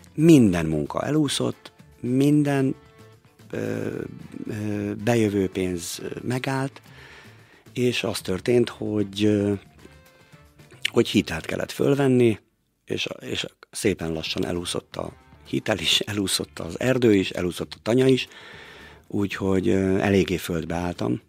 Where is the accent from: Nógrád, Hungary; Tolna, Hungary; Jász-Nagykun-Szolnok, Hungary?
Nógrád, Hungary; Balassagyarmat; now in Békéscsaba, Hungary; Én Palóc vagyok, én Balasa gyarmaton születtem